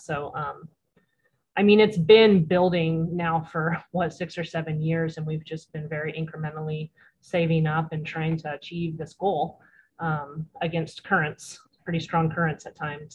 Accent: Cannon Beach, Oregon, United States; also born or lived in Arizona; I was raised in Clatsop County. I actually grew up in Cannon Beach.

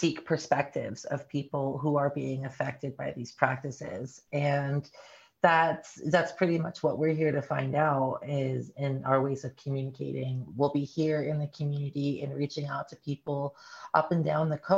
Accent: Appalachia, North Carolina, United States; now in Oregon, United States; I'm not from Oregon originally. I'm from Appalachia, North Carolina

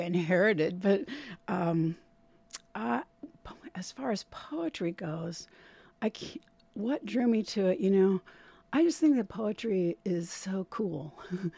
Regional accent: Midwest, United States; moved away; also born or lived in Indiana / Ohio; I grew up in Ohio and Indiana. I was actually born in Indiana

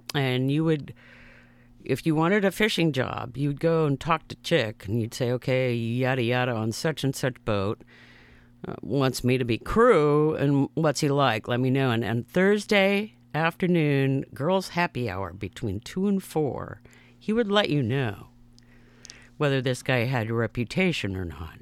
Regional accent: Seattle, Washington, United States; I grew up in Seattle, Washington, in a neighborhood

